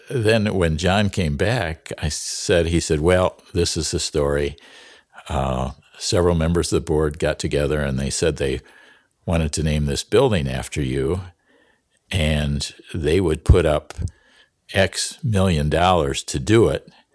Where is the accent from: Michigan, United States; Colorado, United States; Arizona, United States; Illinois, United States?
Michigan, United States; Fremont; I grew up in Fremont, Michigan, proud of uh, my heritage